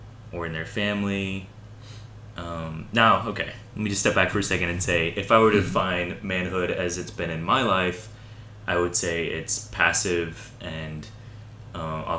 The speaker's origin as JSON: {"language": "English", "town": "Cashiers", "region": "North Carolina", "country": "United States", "said": "I'm from Cashers, North Carolina, which is from the mountains of North Carolina."}